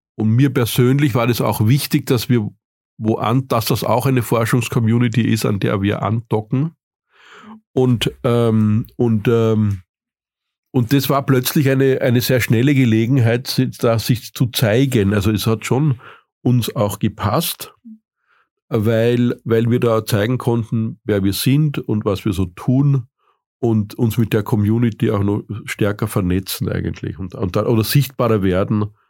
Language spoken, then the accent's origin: German; Vienna, Austria; moved away as an adult; now in Zurich, Switzerland; bin ich Österreicher aus Wien, wenngleich auch schon 15 Jahre in der Schweiz.